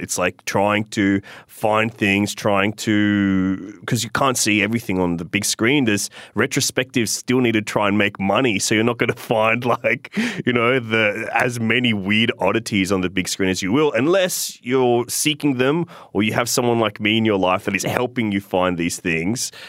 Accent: Sydney, New South Wales, Australia; I grew up in Inner West Sydney

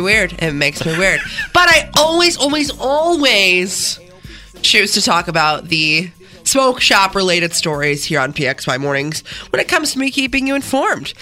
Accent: Canandaigua, New York, United States; I grew up in Canandaigua, spent most of my life there

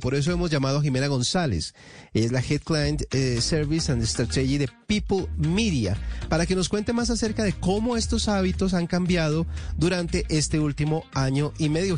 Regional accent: Colombia; dentro de nuestro país

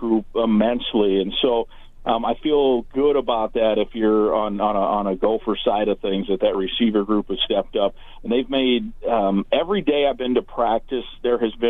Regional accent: Iowa, United States; when I was growing up in Iowa

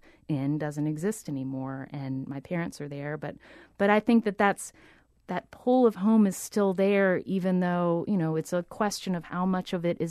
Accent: Charleston, West Virginia, United States; now in New York, United States; I'm from Charleston

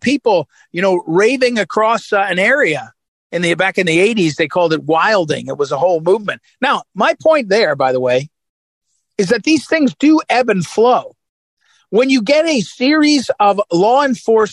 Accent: St. Louis, Missouri, United States; my hometown, St. Louis

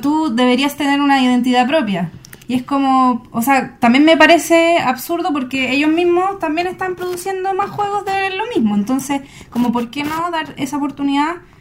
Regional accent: Chile; nosotros como chilenos

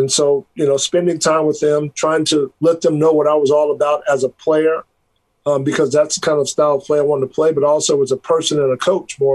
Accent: Greensboro, North Carolina, United States; moved away; also born or lived in Kansas; I grew up in Greensboro, North Carolina for the majority of my childhood years

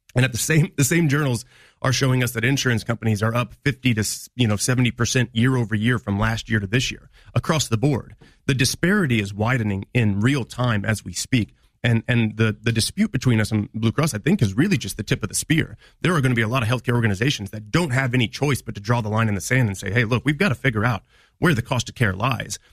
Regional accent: Quincy, Illinois, United States; now in Springfield, United States; I come from the Quincy area

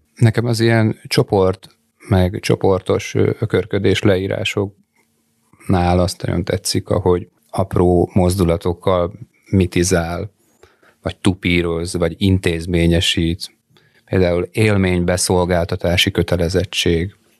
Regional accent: Dunakeszi, Pest, Hungary; én Dunakeszin nőttem fel, és az majd, hogy nem Budapesthez tartozik.

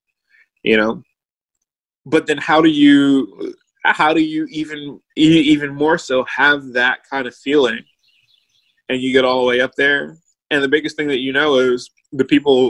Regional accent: Richmond, Virginia, United States; also born or lived in Ithaca; growing up in Randolph

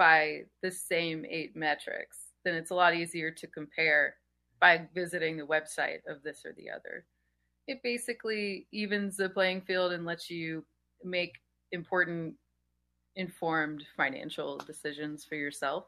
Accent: Denham Springs, Louisiana, United States; moved away as an adult; I'm from Baton Rouge, and it's suburb Denham Springs. I lived there until I was about 27 or so

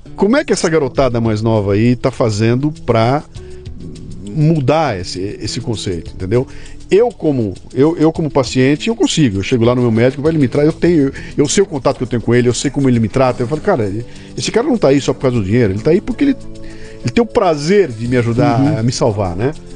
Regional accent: Bauru, São Paulo, Brazil; eu sou de Bauru. Né? Bauru, perto de Matupá

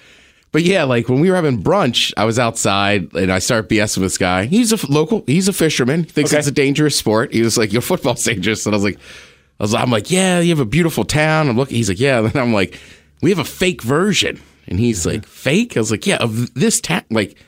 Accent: Maryland, United States; I grew up in Maryland. I'm wearing a Maryland shirt.

